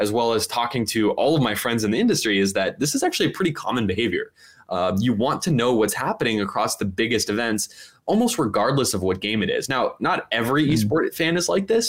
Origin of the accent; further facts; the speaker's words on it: Oakland, California, United States; Oakland, my hometown